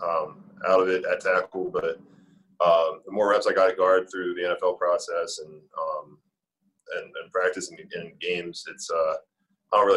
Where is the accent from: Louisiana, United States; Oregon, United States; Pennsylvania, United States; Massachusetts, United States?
Pennsylvania, United States; I'm from Pennsylvania, so it's closer to my family and friends